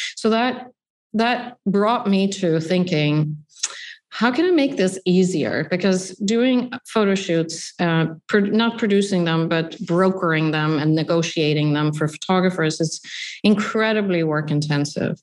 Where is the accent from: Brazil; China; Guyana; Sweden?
Sweden; now in New York, United States; I grew up in Sweden